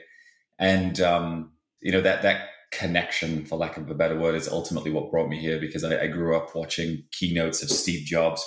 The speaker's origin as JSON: {"language": "English", "town": "Halifax", "region": "Yorkshire and the Humber", "country": "United Kingdom", "tie": "born or raised there", "moved": "yes", "said": "I grew up in a town in England called Halifax."}